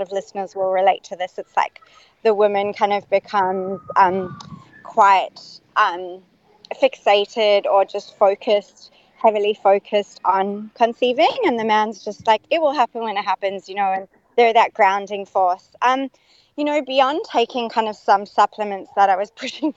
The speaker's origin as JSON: {"language": "English", "town": "Perth", "region": "Western Australia", "country": "Australia", "tie": "born or raised there", "also_born_or_lived": "South Africa / United States", "moved": "yes", "lives_now": "Sydney, Australia", "said": "So I am living in Sydney currently, but I was born in South Africa, raised in Perth"}